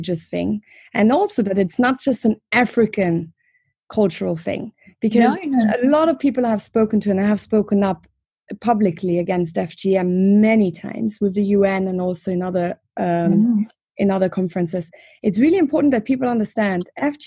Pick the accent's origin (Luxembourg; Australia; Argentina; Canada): Luxembourg; I'm from Luxembourg